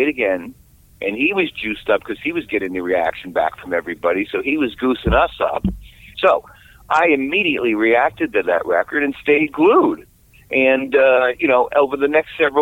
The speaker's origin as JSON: {"language": "English", "town": "New York City", "region": "New York", "country": "United States", "tie": "born or raised there", "said": "I'm born and bred in New York City"}